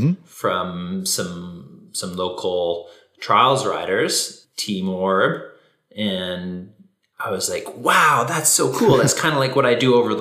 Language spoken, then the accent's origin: English; near Vancouver, British Columbia, Canada; I grew up in BC, close to Vancouver, in the suburb